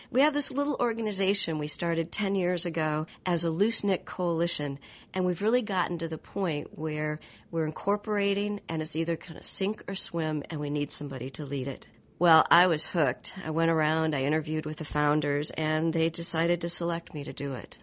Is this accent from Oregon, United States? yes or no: yes; Oregon, United States; moved away; in my home state of Oregon